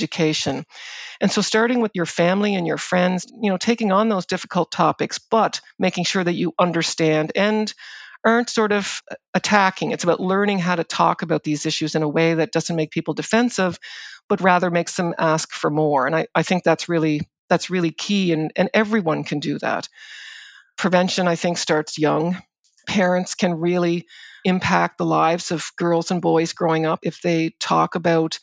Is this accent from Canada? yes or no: yes; Prince Edward Island, Canada; I grew up on Prince Edward Island, and I grew up in a farming community in Prince Edward Island